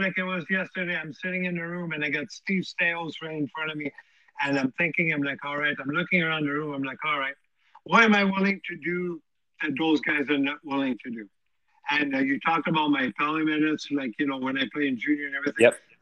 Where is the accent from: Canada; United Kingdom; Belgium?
Canada; Montreal, Quebec; born or raised there